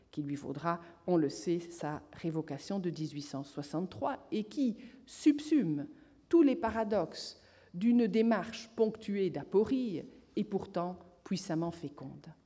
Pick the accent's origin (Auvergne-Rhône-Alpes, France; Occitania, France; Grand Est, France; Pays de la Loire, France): Occitania, France; Toulouse; ce, n'est pas parce que je viens de Toulouse